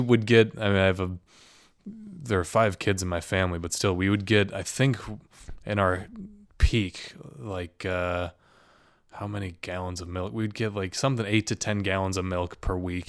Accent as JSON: {"language": "English", "region": "Midwest", "country": "United States", "lives_now": "Chicago, United States", "said": "as a Midwesterner."}